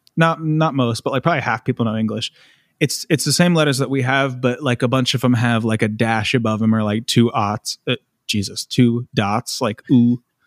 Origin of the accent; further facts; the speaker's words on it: United States; moved away; I'm American